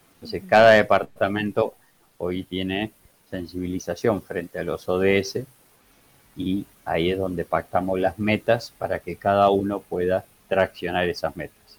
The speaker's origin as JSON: {"language": "Spanish", "town": "Campana", "region": "Buenos Aires Province", "country": "Argentina", "tie": "born or raised there", "said": "yo soy oriundo, nací, soy en Campana"}